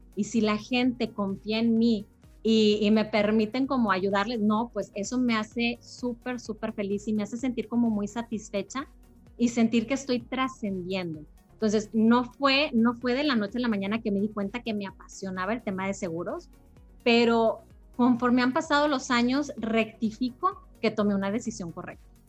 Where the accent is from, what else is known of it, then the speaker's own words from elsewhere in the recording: Monterrey, Nuevo León, Mexico; yo soy de Monterrey, soy de Monterrey, Nuevo León